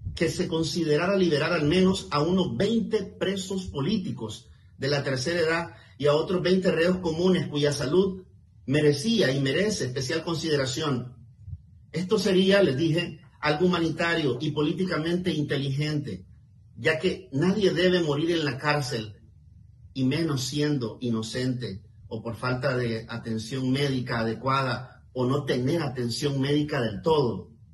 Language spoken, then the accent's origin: Spanish; Nicaragua; mi país